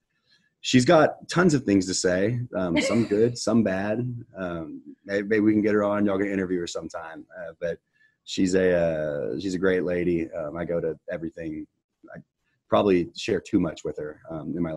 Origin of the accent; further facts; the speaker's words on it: Houston, Texas, United States; growing up in Houston, going to Texans games my entire life